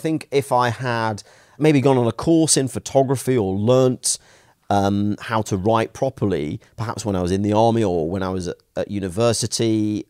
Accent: Stoke-on-Trent, West Midlands, United Kingdom; But the truth is, you know, I grew up in Stoke-on-Trent in a relatively, you know, poor family.

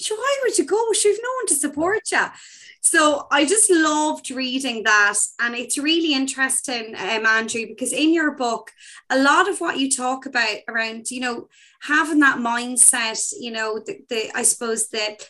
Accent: Ireland; as an Irish person

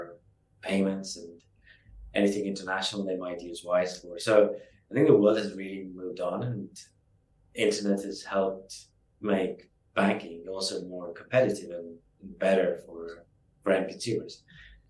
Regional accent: Estonia; moved away as an adult; also born or lived in London; I moved from Estonia, where I grew up, to London

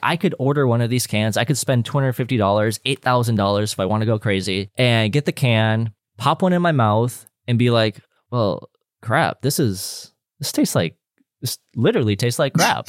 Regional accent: Calgary, Alberta, Canada; I'm a Canadian, I'm a Calgarian

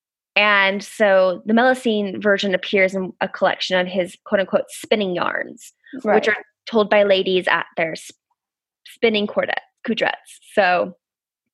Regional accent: United States; moved away as an adult; now in United Kingdom; as an American

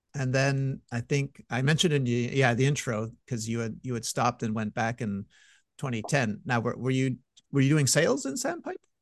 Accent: Montreal, Quebec, Canada; I'm from Montreal

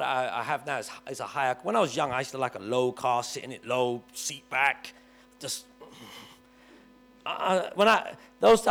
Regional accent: London, United Kingdom; I grew up in Kennington, and all my friends lived in Stockwell or Brixton

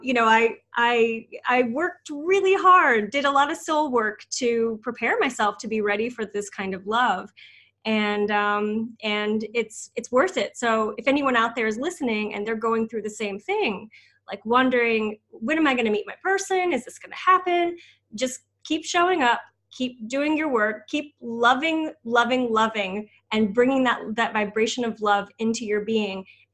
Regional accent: Midwest, United States; where I grew up in the Midwest

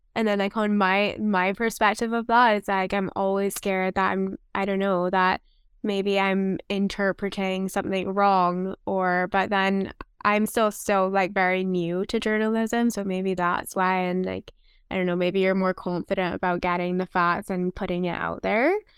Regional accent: Barbados; now in London, Canada; I am from Barbados

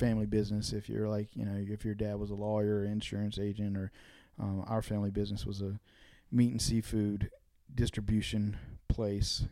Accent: Dunn, North Carolina, United States; moved away as an adult; also born or lived in Nashville; I grew up in North Carolina. I grew up in the eastern part of the state

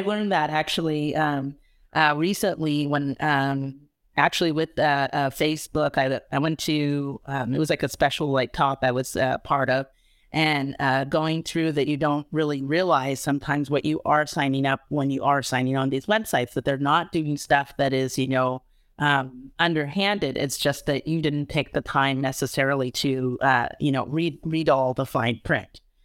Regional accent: California, United States; I'm a Californian

